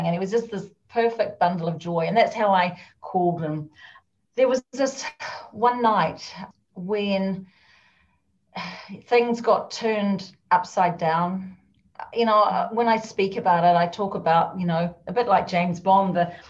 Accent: New Zealand; now in Scotland, United Kingdom; I'm actually a Kiwi, and you're probably thinking, what's a Kiwi? Although some of you may know, I'm a New Zealander.

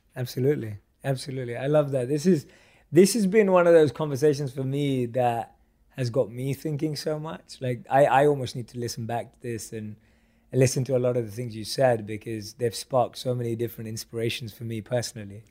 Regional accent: London, United Kingdom; I grew up a huge football and soccer fan growing up in London

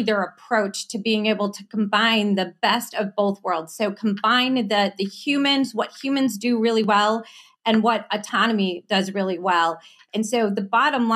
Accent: Southeast Michigan, United States; I grew up in Southeast Michigan, so I bleed the auto industry

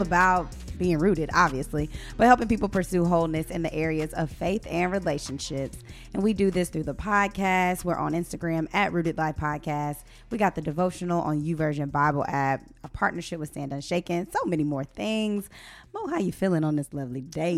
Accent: Atlanta, Georgia, United States; I am from the Atlanta, Georgia

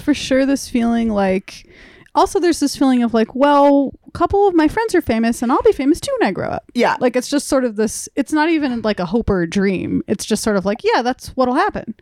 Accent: Burbank, California, United States; I grew up in Burbank in the Valley

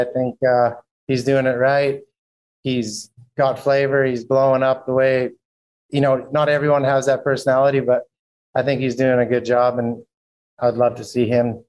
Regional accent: Saskatchewan, Canada; now in Florida, United States; I grew up in Canada where we don't have anything, in Saskatchewan where it's freezing cold almost all year long

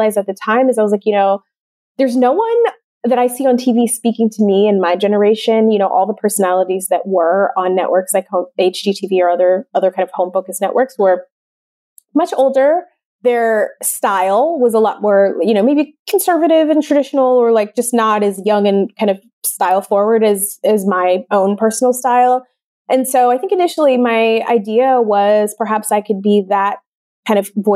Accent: Detroit, Michigan, United States; moved away; I grew up in suburban Detroit

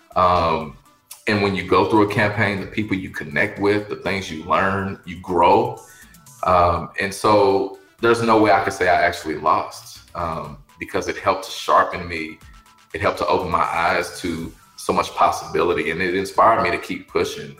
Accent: Louisville, Kentucky, United States; I'm from the west end of Louisville.

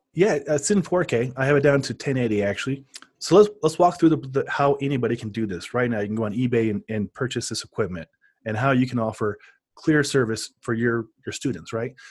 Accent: Omaha, Nebraska, United States; now in Denver, United States; I grew up in Omaha, too, so I, I know the culture there

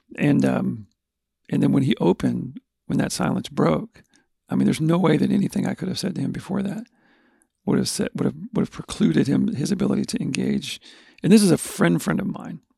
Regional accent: Texas, United States; we're from Texas, we're from the South

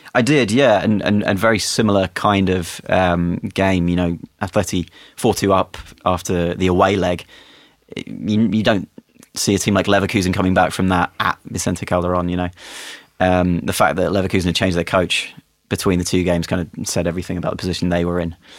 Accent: England, United Kingdom; as an Englishman

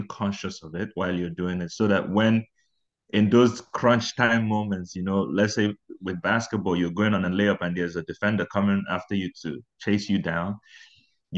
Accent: Abuja, Federal Capital Territory, Nigeria; moved away as an adult; also born or lived in Owerri, Imo State, Nigeria; now in Prince Edward Island, Canada; I was born in Abuja. I was born and raised in Abuja, but towards the later end of my teens, we had to move to Owerri, which is in my state, my home state.

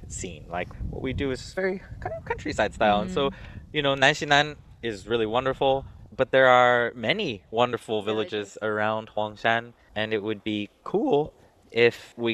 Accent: United States; moved away as an adult; now in China; I'm American, but my father's French. And, you know, I grew up in kind of a European culture family in America

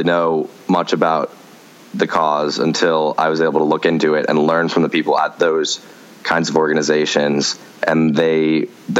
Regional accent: McLean, Virginia, United States; my hometown of McLean, Virginia

